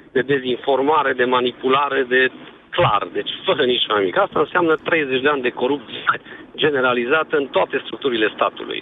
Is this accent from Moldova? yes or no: no; Cluj-Napoca, Cluj County, Romania; te sunt din Cluj